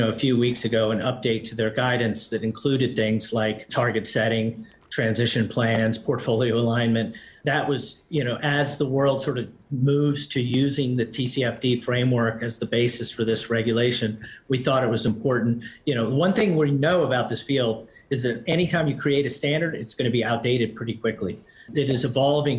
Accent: United States; as an American

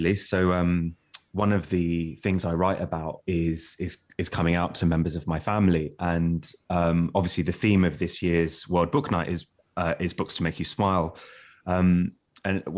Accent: London, United Kingdom; growing up in Walthamstow, which is a suburb of East London

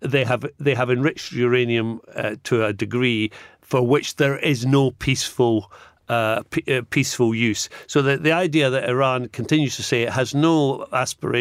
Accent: Scotland, United Kingdom; I'm Scottish

